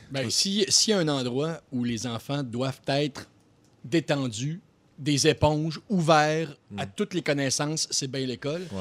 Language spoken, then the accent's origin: French; Quebec City, Quebec, Canada; je viens de Québec.